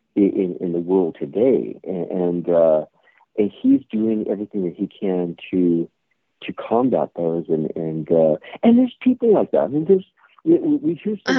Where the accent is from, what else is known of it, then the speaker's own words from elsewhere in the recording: California, United States; born and raised in California